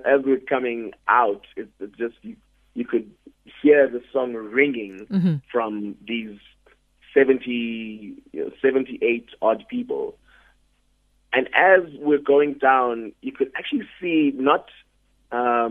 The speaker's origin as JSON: {"language": "English", "region": "Eastern Cape", "country": "South Africa", "tie": "born or raised there"}